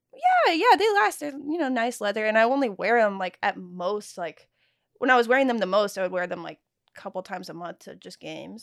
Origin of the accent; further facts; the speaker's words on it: Texas, United States; moved away; I'm from Texas